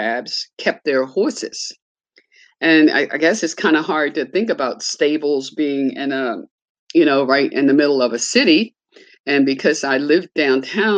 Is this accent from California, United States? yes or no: no; Baltimore, Maryland, United States; I was born in Baltimore in 1943 on Paca Street, just about 2.5 blocks from the Lexington Market. And I lived on Paca Street until I was about 13 or 14 years old.